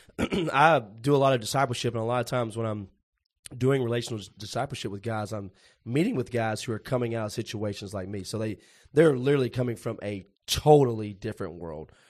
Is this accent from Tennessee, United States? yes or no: yes; Puryear, Tennessee, United States; I grew up in Perger, Tennessee, which the closest town that anybody would know there is Paris, Tennessee